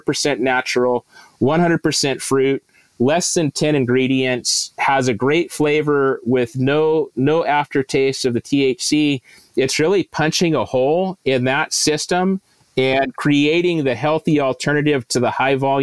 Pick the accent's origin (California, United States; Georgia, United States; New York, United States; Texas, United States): California, United States; Santa Cruz; growing up in Santa Cruz